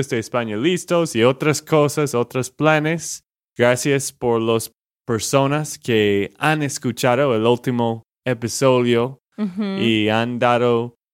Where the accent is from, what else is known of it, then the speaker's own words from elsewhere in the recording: Texas, United States; Spanish is a second language; now in Bucaramanga, Colombia; de Texas, Estados Unidos.